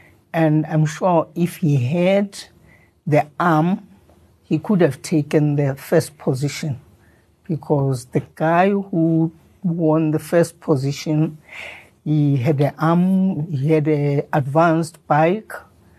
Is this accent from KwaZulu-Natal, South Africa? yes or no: no; Soweto, Gauteng, South Africa; I grew up in Soweto.